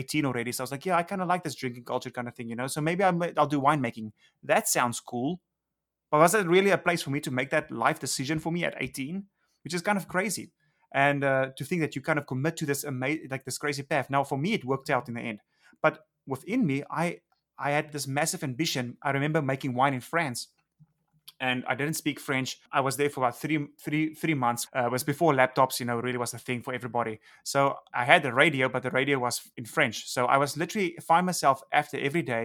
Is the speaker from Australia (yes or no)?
no; South Africa; moved away as an adult; now in Los Angeles, United States; growing up in South Africa.